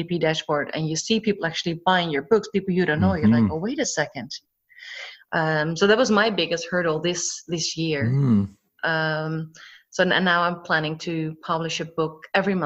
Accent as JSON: {"language": "English", "country": "Netherlands", "tie": "born or raised there", "moved": "yes", "lives_now": "Cyprus", "said": "I was born and raised in the Netherlands by a Dutch mother and a Scottish father. I currently live in Cyprus"}